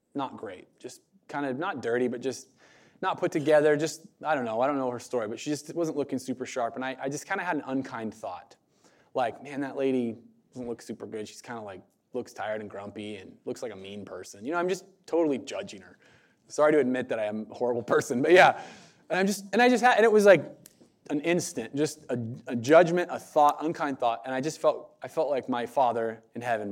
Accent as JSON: {"language": "English", "country": "United States", "said": "American Christians"}